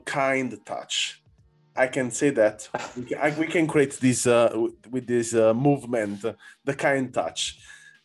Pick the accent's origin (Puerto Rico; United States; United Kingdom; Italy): Italy; Naples, Campania; English is a second language; now in Berlin, Germany; I come from Naples